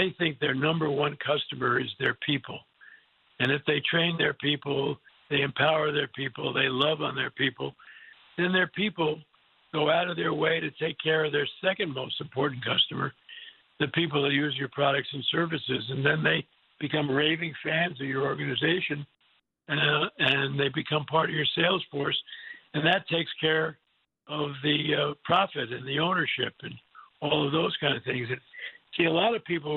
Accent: New Rochelle, New York, United States; born or raised there

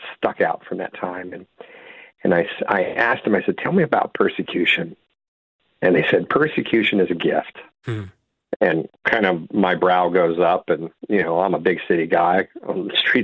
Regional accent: Silver Spring, Maryland, United States; where I'm from Silver Spring, Maryland, right outside D.C.

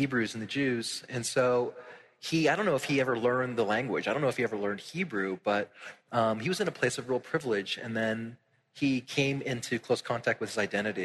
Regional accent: Tampa, Florida, United States; moved away; I grew up in Tampa in very much like a home that was like the Puerto Rican flag was like flying over it

